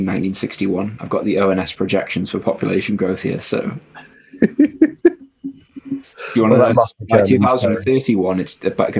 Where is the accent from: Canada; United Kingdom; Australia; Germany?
United Kingdom; Newcastle upon Tyne, North East England; We're both from Newcastle.